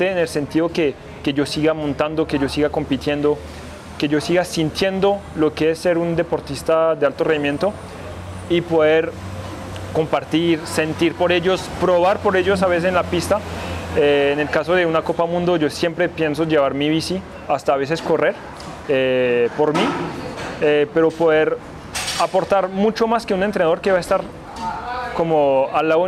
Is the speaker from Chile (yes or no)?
no; Colombia; yo sí amo ese país, que yo sí soy colombiano y francioqueño